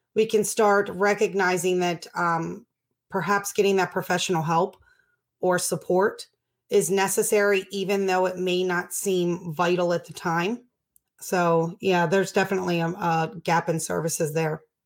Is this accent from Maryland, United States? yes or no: yes; Baltimore, Maryland, United States; I grew up in Baltimore